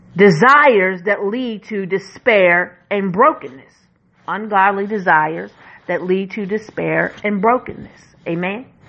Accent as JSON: {"language": "English", "country": "United States"}